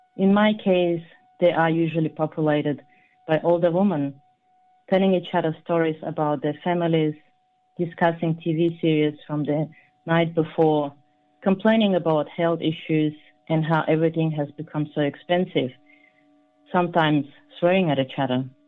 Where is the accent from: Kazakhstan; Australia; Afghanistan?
Kazakhstan; I was born in Kazakhstan, which was part of Soviet Union, I was only eight, so I experienced that crisis